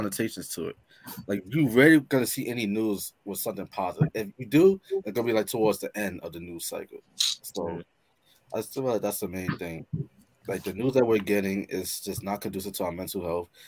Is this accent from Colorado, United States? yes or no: no; New York, United States; I'm from New York